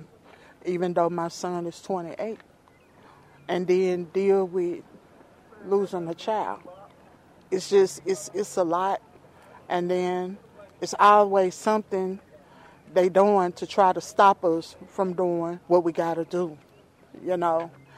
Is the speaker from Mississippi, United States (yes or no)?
yes; Jefferson County, Mississippi, United States; I was born in Jefferson County.